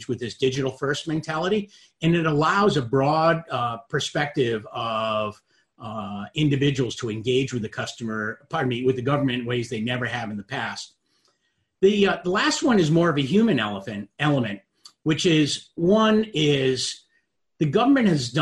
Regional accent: Rhode Island, United States; also born or lived in Boston; I grew up in Rhode Island

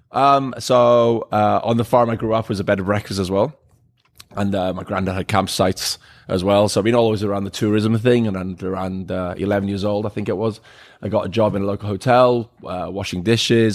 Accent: Wales, United Kingdom; moved away; I'm originally from Wales. Uh, grew up on a farm out there

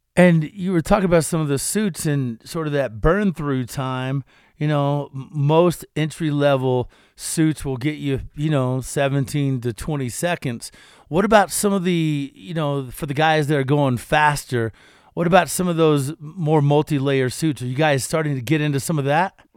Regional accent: Kentucky, United States; I'm from Kentucky

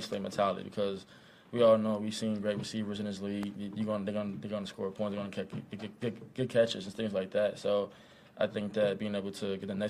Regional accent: Cincinnati, Ohio, United States; now in Kansas City, United States; I'm from Cincinnati. We had Gold Star and you know, Skyline

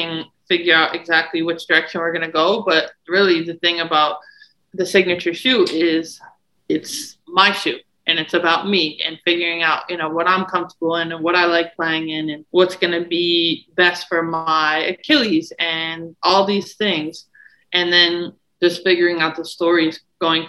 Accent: Syracuse, New York, United States; I'm from Syracuse

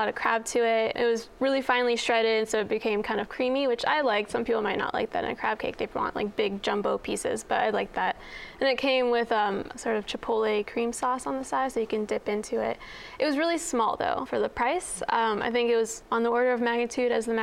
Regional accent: North Carolina, United States; moved away; I'm from North Carolina

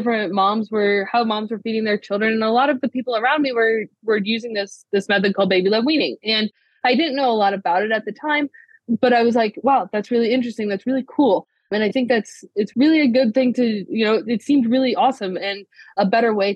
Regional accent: Ohio, United States; I grew up in Ohio, born and raised

